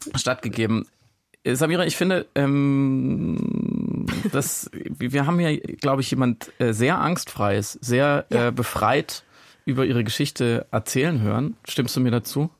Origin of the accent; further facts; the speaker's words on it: Freiburg im Breisgau, Baden-Württemberg, Germany; als gebürtiger Friburger